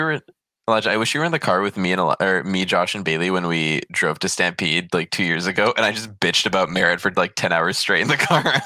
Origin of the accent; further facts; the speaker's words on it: Poland; now in Canada; I'm fucking from Poland.